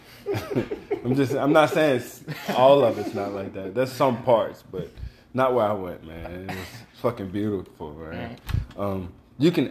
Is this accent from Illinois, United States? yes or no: no; Mississippi, United States; moved away; when I was growing up in Mississippi